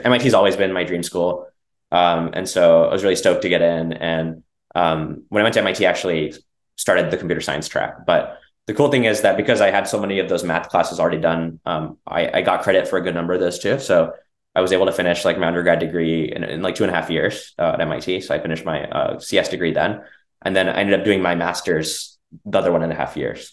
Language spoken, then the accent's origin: English; Dallas, Texas, United States; also born or lived in Bangalore, India; I grew up in Texas